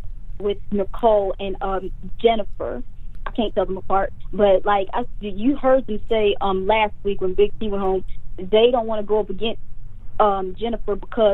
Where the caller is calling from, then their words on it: Houston, Texas, United States; I am calling from Houston.